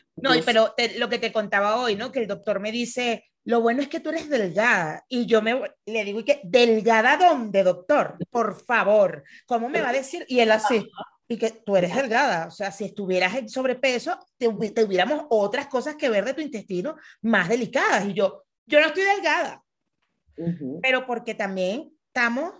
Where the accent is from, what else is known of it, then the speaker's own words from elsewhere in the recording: Venezuela; fui criada en Venezuela